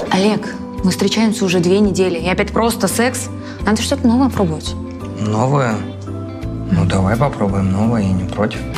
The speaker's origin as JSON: {"language": "Russian", "town": "Omsk", "region": "Omsk Oblast", "country": "Russia", "said": "из Омска, всем привет."}